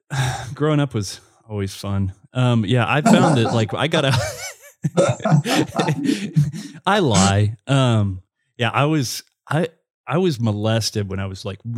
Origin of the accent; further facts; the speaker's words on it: the South, United States; growing up in the south like most of the the the guys that ended up you know coming out later on they were closeted at that time